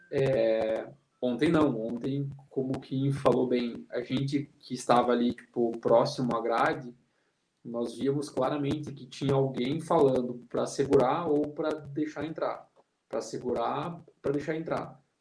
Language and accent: Portuguese; Castro, Paraná, Brazil; now in Curitiba, Brazil; eu não sou de Curitiba, não né? sou de Castro, que é um, uma cidade aqui do interior, mas eu vivo aqui há quase 15 anos